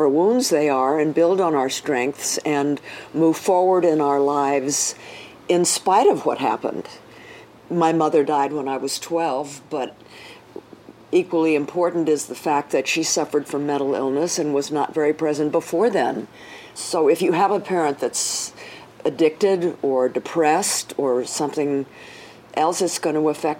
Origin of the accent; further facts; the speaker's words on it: Los Angeles, California, United States; my first decade out here in Hollywood